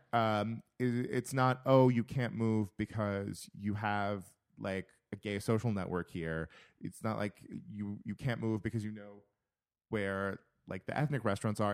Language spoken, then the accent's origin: English; California, United States; moved away as an adult; also born or lived in Minnesota; my hometown, we farm nuts and we farm prunes and peaches